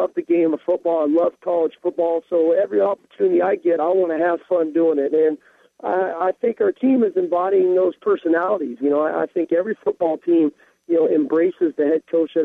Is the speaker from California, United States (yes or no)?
yes; Southern California, United States; born or raised there; moved away as an adult; now in Seattle, United States